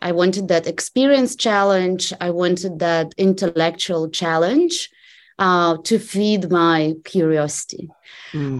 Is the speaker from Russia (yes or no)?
yes; Russia; English is a second language; moved away as an adult; I started working for for a privately owned bank um, in in my hometown back in Russia